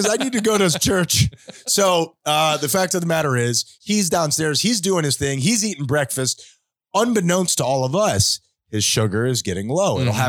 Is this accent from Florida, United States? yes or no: yes; South Florida, United States; we grew up in South Florida. It's hot here all the time. We come from a Spanish culture.